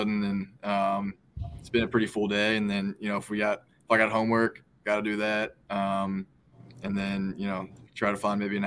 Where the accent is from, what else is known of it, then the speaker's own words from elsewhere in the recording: Charlotte, North Carolina, United States; I am quarterback from Charlotte, North Carolina